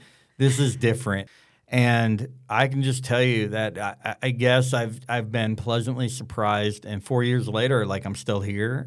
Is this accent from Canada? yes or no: no; the South, United States; growing up in the South, surrounded by Northerners